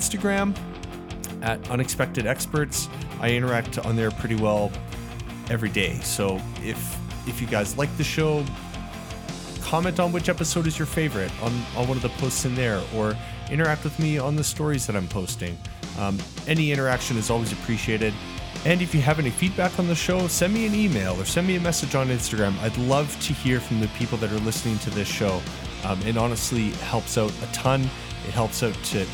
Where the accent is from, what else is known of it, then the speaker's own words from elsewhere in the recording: Calgary, Alberta, Canada; There's only a few of us that are actually like from here